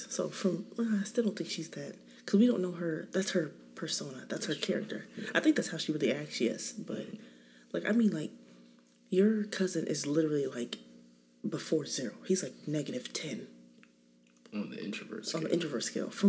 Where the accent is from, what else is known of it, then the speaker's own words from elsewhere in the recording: California, United States; I'm married. I have seven kids. Um, I'm from California. My parents still live there.